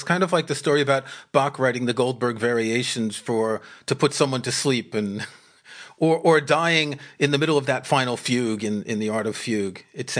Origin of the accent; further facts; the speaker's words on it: New York City, New York, United States; moved away as an adult; I grew up in New York City